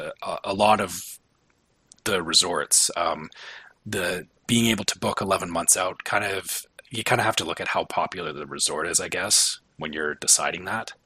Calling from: Canada; I'm flying from Canada, so I plan as far out ahead as I possibly can.

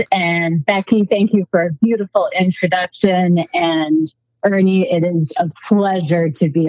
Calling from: Colorado, United States; I am calling from not just Colorado, but a dirt road off of a dirt road on a farm in Colorado.

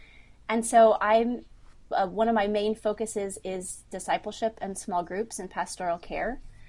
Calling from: Maastricht, Limburg, Netherlands; So I'm calling from Maastricht in the Netherlands, and so it's 9 p.m. for me

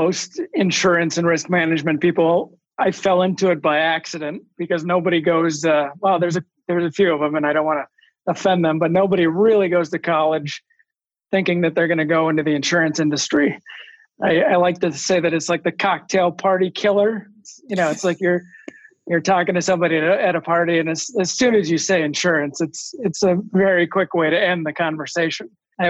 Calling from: Eden Prairie, Minnesota, United States; I'm in Eden Prairie, Minnesota today at our office, actually, because it has a better Wi-Fi signal

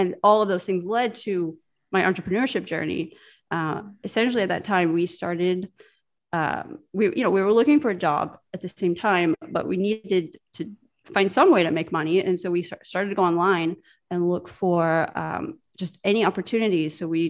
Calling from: Riga, Latvia; I'm chatting in from the northern part of Europe in a small country called Riga, Latvia.

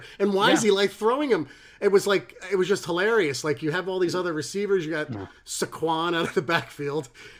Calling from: England, United Kingdom; I'm ringing in from England.

